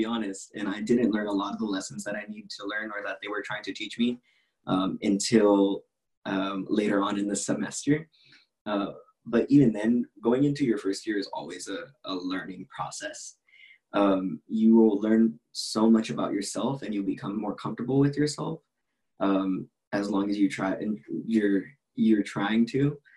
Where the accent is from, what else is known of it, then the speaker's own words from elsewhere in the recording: Stockton, California, United States; I'm also a Stockton native